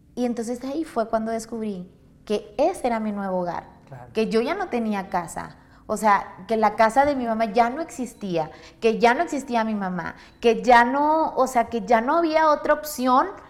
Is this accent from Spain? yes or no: no; Monterrey, Nuevo León, Mexico; yo soy originaria de Monterrey, toda mi vida he vivido en Monterrey